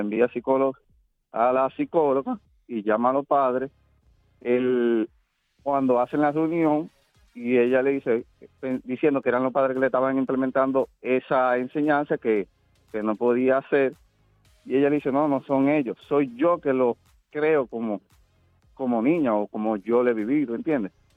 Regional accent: Dominican Republic; moved away; nosotros como dominicanos

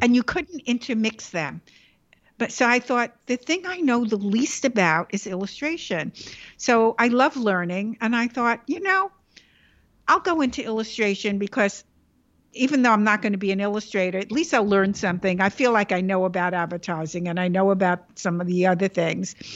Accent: New York City, New York, United States; The Bronx was, uh, my center

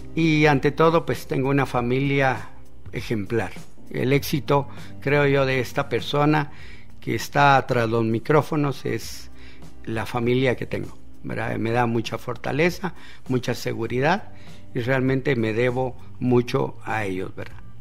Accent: Guatemala; está aquí frente a ti un chapín simple, un guatemalteco

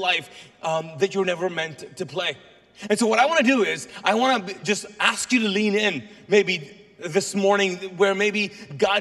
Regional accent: Kuwait; first language Urdu; English is a second language; now in Charlotte, United States; I'm actually Pakistani. My native language is Urdu. That's where we speak in Urdu. But I was born and raised in Kuwait

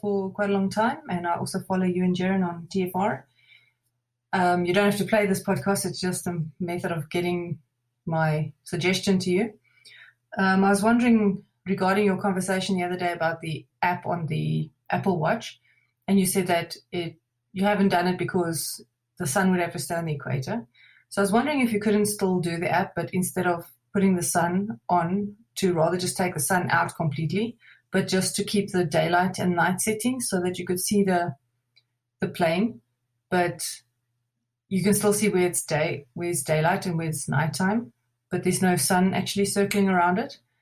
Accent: South Africa; I'm from South Africa.

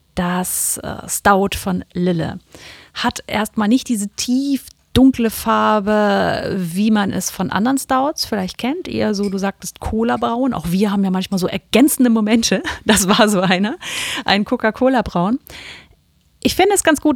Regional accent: Kiel, Schleswig-Holstein, Germany; ist ja irgendwie auch ein bisschen meine Heimatstadt

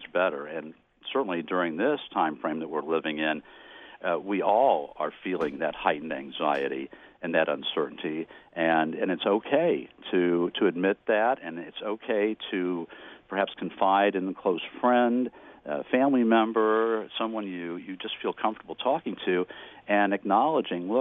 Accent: Kansas City, Missouri, United States; born or raised there

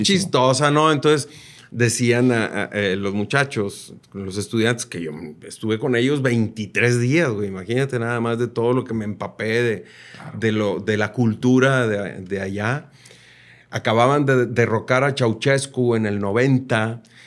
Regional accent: Mexico; now in Nuevo León, Mexico; somos mexicanos todos.

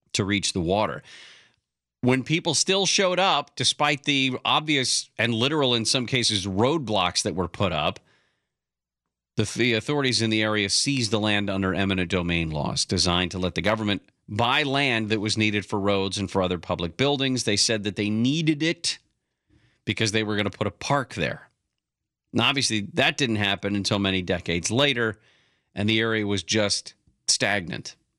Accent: California, United States; growing up in California

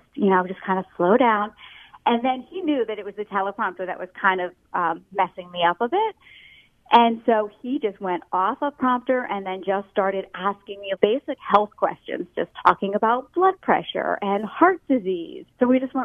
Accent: Voorhees, New Jersey, United States; moved away as an adult; also born or lived in Washington, D.C. / Chicago / Lansing, Michigan / Jacksonville, Florida; now in Philadelphia, United States; I grew up in Voorhees, New Jersey.

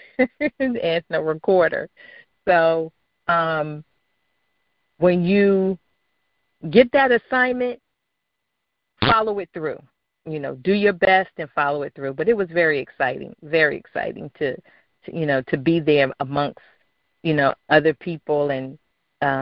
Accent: Philadelphia, Pennsylvania, United States; growing up in Philadelphia

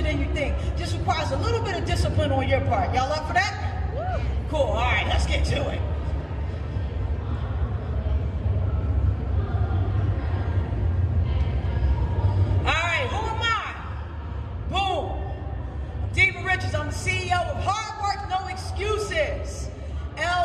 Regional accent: Philadelphia, Pennsylvania, United States; I am from Philadelphia, the city of brotherly love, sisterly affection, Rocky, and the Philadelphia Eagles

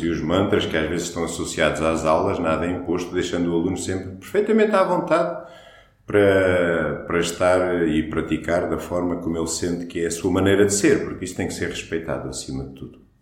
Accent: Portugal; first language Portuguese; nós somos portugueses, não somos indianos

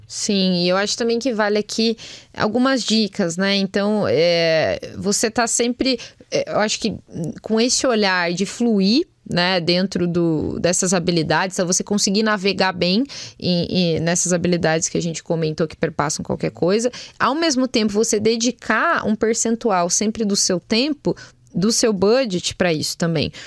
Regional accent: Brazil; a gente como brasileiro, como um povo, né, que vem aí, a gente já traz bagagem

